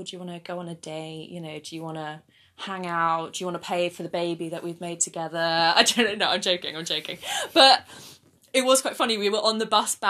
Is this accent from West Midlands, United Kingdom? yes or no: no; Surrey, South East England, United Kingdom; I'm from Surrey